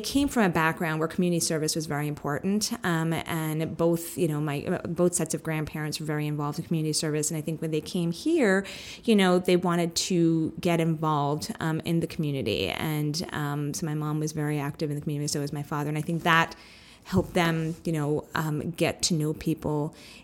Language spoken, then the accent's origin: English; New York City, New York, United States; I was born and raised in Staten Island, New York, which is a pretty conservative area of New York City